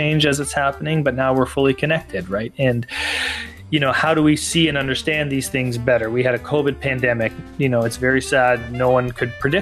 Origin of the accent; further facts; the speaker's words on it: Canada; I grew up playing hockey in Canada